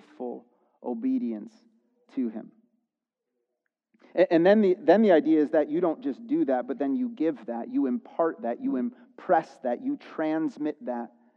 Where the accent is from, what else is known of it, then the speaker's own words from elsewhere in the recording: Chicago, Illinois, United States; because I grew up in the Chicago area, we're Chicago sports fans